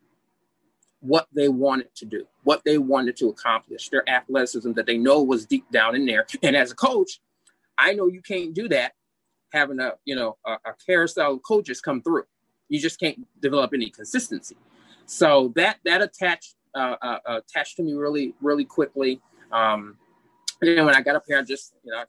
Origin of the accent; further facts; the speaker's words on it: Wisconsin, United States; moved away as an adult; I'm from Wisconsin